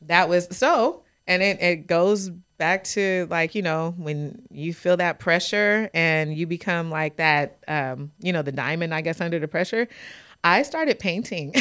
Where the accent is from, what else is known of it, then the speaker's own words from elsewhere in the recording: Fresno, California, United States; I'm born and raised in Fresno, California. Grew up in Southwest Fresno